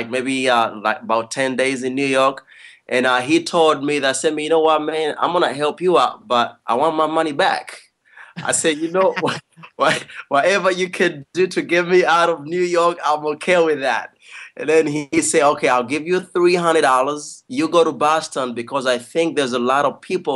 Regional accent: Kampala, Uganda; moved away as an adult; now in Los Angeles, United States; I'm from Uganda, East Africa

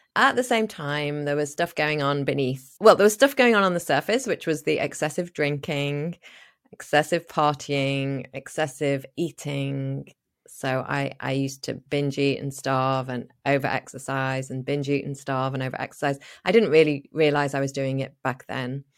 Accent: Liverpool, North West England, United Kingdom; moved away as an adult; also born or lived in Spain / Australia / New Zealand / United States; I was born in Liverpool in the north of England

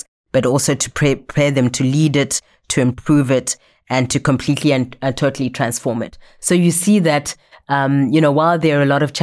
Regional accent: Zimbabwe; moved away; I'm from Zimbabwe

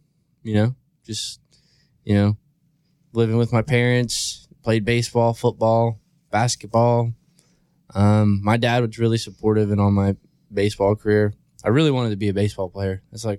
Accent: Maryland, United States; It's like really small state on the East Coast. I grew up in Cecil County. Which we call Cecil Tucky. A lot of people, you know, it's just like a small redneck town, really.

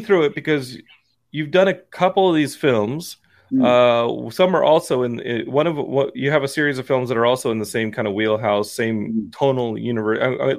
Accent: Texas, United States; I'm from Texas. We just have people who will kill you.

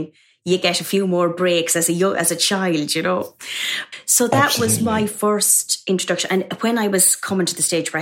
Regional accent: Mullingar, Westmeath, Ireland; moved away as an adult; now in London, United Kingdom; in a convent in my hometown of Mullingar in Ireland.

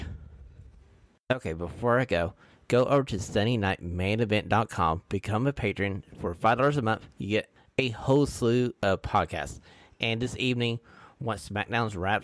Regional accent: Knoxville, Tennessee, United States; live from my hometown in Knoxville, Tennessee.

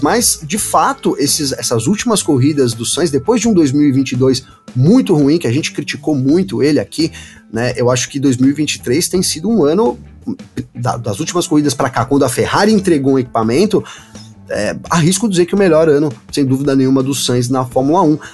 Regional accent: São Bernardo do Campo, São Paulo, Brazil; Aqui em São Paulo, eu sou aqui de São Bernardo do Campo, terra dos batateiros.

